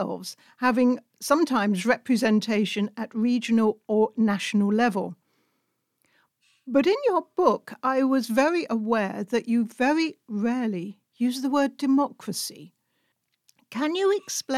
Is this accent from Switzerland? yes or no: no; United Kingdom; now in Hungary; As a British citizen living in Hungary